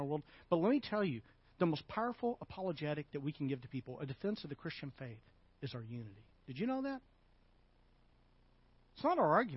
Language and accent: English; Arkansas, United States; I'm from Arkansas